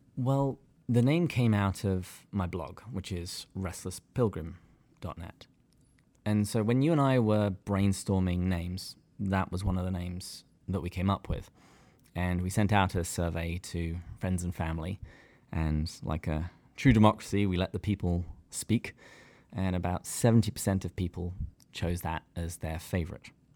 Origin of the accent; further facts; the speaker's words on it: England, United Kingdom; moved away as an adult; now in San Diego, United States; I am from the great country of England